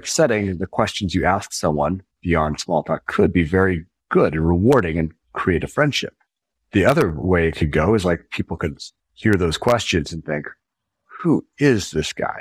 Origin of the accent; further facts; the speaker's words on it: Spokane, Washington, United States; moved away as an adult; very happy as a teen and growing up in Spokane, Washington